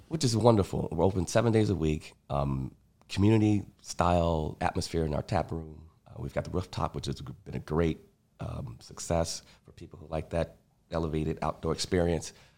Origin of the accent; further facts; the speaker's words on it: Chicago, Illinois, United States; I grew up on the South Side, very sort of sheltered